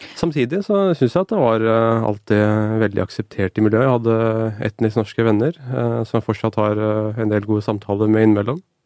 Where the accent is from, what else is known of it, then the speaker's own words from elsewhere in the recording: Norway; jeg ble bedt om å bære det norske flagget for, for hele skolen min, både som avgangselev ved ungdomsskolen